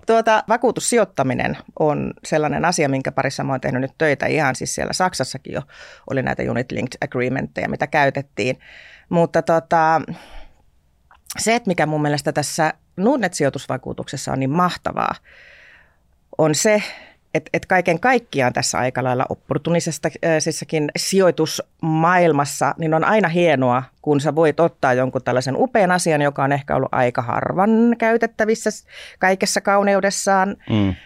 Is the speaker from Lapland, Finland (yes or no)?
yes; Tornio, Lapland, Finland; moved away as an adult; also born or lived in Hamburg, Germany / Luxembourg / Germany; mä olen erittäin ylpeästi torniolainen